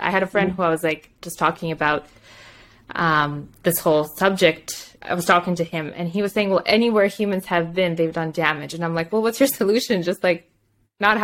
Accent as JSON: {"language": "English", "country": "Moldova", "second_language": "English", "moved": "yes", "lives_now": "Canada", "said": "I went back home. So I'm from Moldova"}